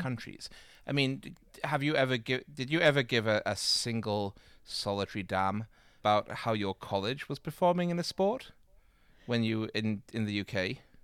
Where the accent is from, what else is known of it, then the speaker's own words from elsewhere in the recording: Manchester, North West England, United Kingdom; moved away; I'm from Manchester in England